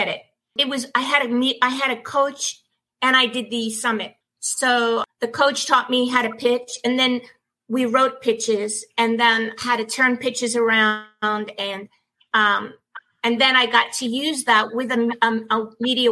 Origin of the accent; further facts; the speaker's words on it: New York City, New York, United States; also born or lived in Manhattan; growing up in Brooklyn, working in Brooklyn, and then living in Manhattan